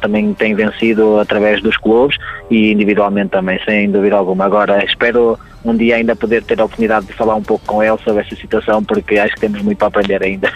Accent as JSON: {"language": "Portuguese", "country": "Portugal", "said": "sou português"}